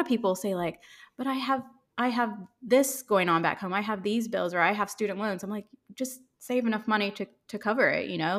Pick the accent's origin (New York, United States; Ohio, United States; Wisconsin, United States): Ohio, United States; accent: American; moved away as an adult; also born or lived in Chicago / London; I grew up in Ohio, and then I lived in Chicago after college, and then I transferred to London with my company